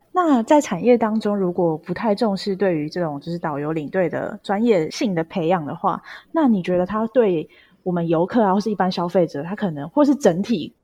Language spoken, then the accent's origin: Chinese; Taiwan; 我们身为台湾人